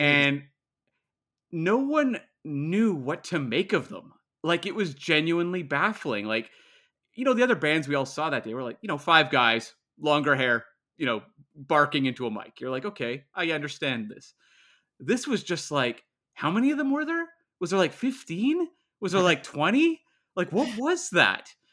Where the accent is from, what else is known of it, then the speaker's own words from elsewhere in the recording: Canada; I'm Canadian